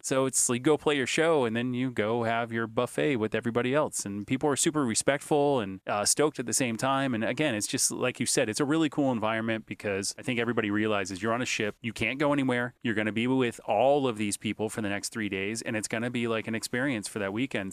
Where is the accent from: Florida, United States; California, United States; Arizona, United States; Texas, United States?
Florida, United States; Hollywood; now in Boca Raton, United States; I grew up in Hollywood, Florida